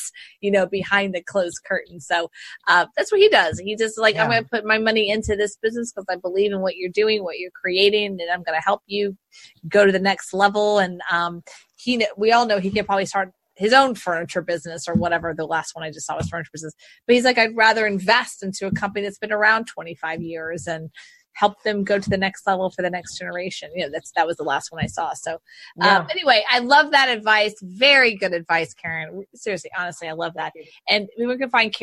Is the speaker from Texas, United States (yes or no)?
yes; Houston, Texas, United States; I was born and raised in Houston